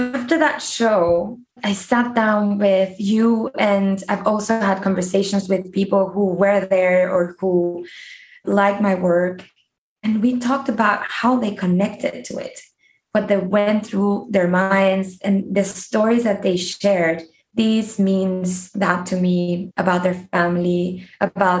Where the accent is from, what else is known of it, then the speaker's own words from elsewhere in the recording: Mexico; also born or lived in United States / South Korea; I was born and raised in Mexico in a fully Mexican family